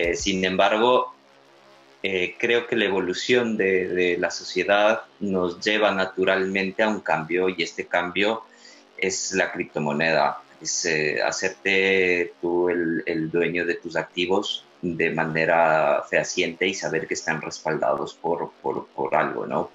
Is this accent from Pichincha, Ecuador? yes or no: yes; Quito, Pichincha, Ecuador; now in Barcelona, Spain; mi ciudad natal, en Quito